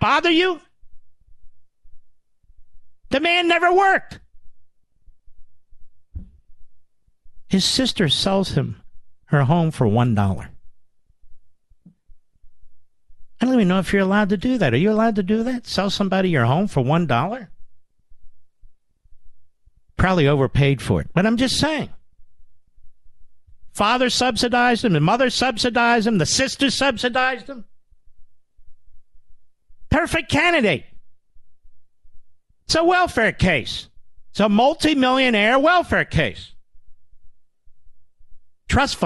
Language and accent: English; Philadelphia suburbs, Pennsylvania, United States; moved away as an adult; I was born in Pennsylvania. I was raised in Pennsylvania. I didn't leave Pennsylvania till I was about 20 years old.